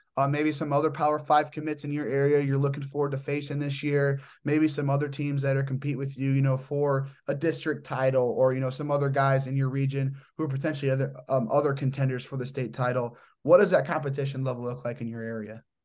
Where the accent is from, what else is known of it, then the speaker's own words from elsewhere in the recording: Indiana, United States; my hometown team, the Indiana Bulls